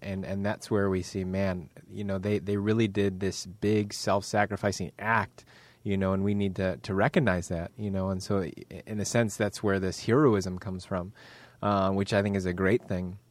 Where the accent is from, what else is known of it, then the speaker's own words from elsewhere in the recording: United States; also born or lived in Northern Ireland; I'm just American